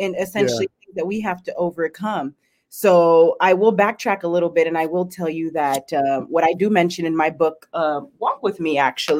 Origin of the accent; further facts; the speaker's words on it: Palm Coast, Florida, United States; also born or lived in Coral Springs; I was born in Coral Springs, Florida, okay. And I grew up in Palm Coast, Florida.